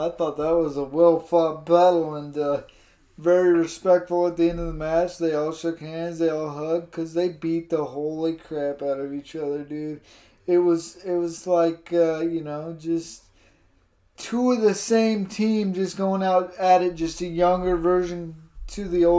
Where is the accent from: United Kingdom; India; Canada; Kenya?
Canada; hate on America, I'm Canadian, I'm, you know what I mean?